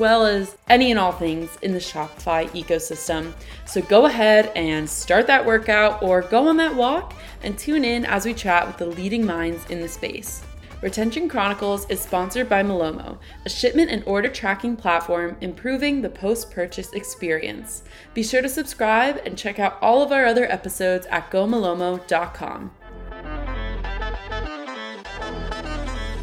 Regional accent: New Jersey, United States; I'm from New Jersey

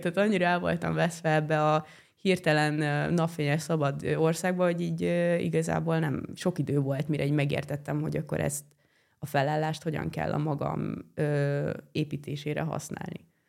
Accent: Hungary; also born or lived in Italy; én itt nőttem fel ebbe a házba

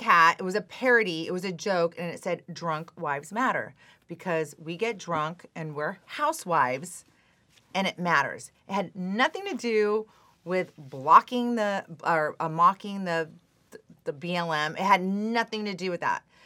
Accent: Phoenix, Arizona, United States; moved away as an adult; also born or lived in Scottsdale / San Francisco / Hong Kong; now in Newport Beach, United States; I'm from Phoenix, Arizona. Uh, I grew up in S, uh, I was born in Scottsdale, and then I moved up to North Phoenix. I went to Saint Mary's High School

